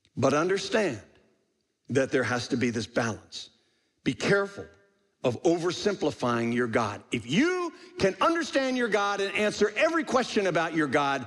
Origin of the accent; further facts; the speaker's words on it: United States; I'm an American